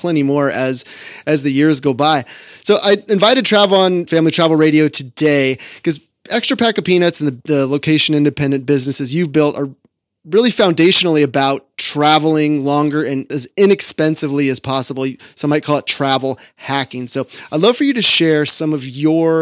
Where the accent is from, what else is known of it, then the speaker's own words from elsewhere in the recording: California, United States; I'm from California